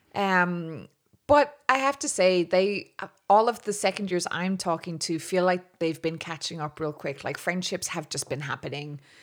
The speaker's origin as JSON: {"language": "English", "town": "Dublin", "region": "Leinster", "country": "Ireland", "tie": "born or raised there", "said": "I was born in Dublin, still living here."}